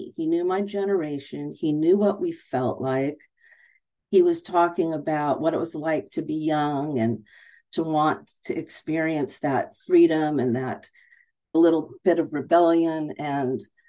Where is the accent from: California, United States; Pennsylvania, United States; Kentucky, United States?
California, United States; I grew up in Southern California with a father who loved music, loved all kinds of music.